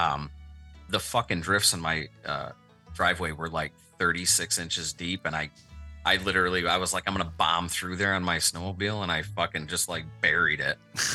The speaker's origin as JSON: {"language": "English", "town": "Syracuse", "region": "New York", "country": "United States", "said": "I'm from Syracuse area"}